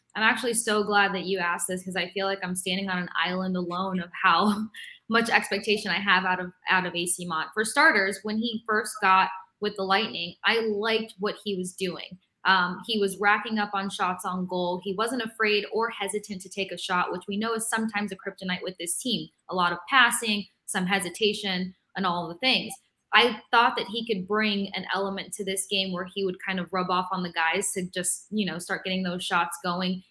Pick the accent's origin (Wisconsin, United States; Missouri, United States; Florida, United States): Florida, United States; Tampa; growing up in Tampa